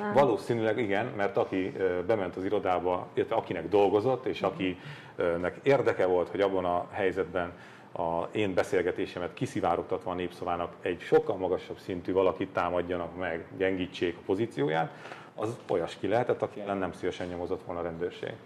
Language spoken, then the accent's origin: Hungarian; Hungary; Milyen rohadt büszkék voltunk arra rendszerváltáskor, hogy, hogy magyarok vagyunk.